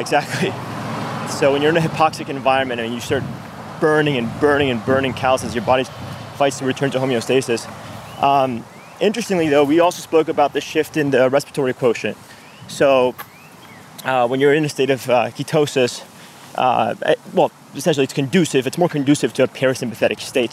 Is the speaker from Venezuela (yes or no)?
yes; Venezuela; also born or lived in New York, United States; now in Miami, United States; was raised in Venezuela.